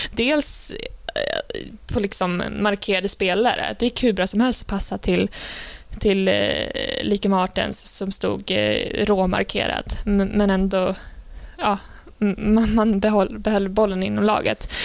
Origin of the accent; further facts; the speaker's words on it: Sweden; jag tycker man som svensk